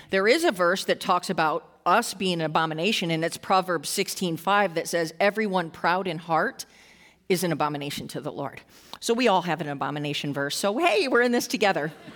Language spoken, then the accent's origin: English; Western New York, United States; I grew up in Western New York, uh, a little, pretty much a small town